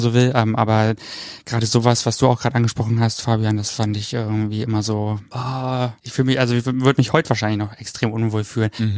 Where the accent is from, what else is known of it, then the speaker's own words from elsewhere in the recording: Brandenburg, Germany; ich komme ja aus Brandenburg